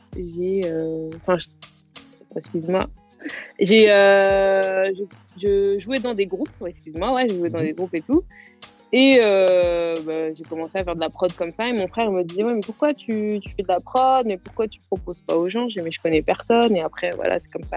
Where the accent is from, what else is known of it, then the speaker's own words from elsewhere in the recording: Garges-lès-Gonesse, Île-de-France, France; je, suis de Garges, en 95, Garges des Gonesse. D'accord. J'ai grandi là-bas moi j'ai grandi là-bas